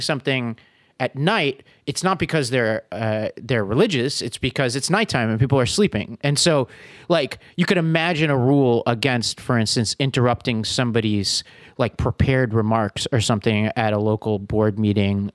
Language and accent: English; New York City, New York, United States; I come from Staten Island, where the right to be rude is inalienable.